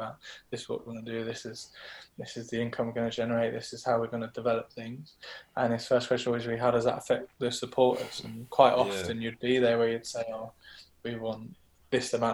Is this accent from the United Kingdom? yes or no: yes; Brighton, South East England, United Kingdom; moved away; I'm from Brighton originally. I grew up watching games at the Wibdean